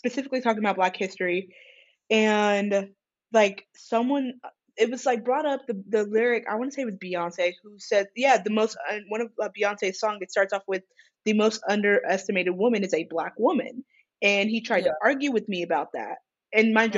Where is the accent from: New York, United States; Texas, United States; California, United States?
California, United States; I'm from California